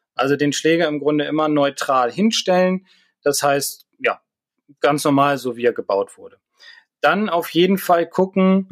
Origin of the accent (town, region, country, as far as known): Northern Germany, Germany